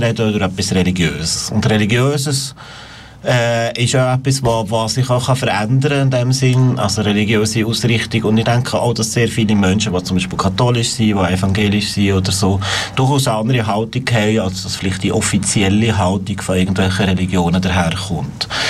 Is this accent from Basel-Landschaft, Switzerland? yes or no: no; Valais, Switzerland; moved away; also born or lived in Bern; Ich bin im Wallis aufgewachsen